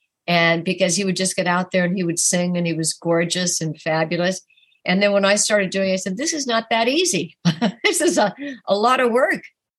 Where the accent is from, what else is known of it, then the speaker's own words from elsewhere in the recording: New York, United States; I love New York because I am a New Yorker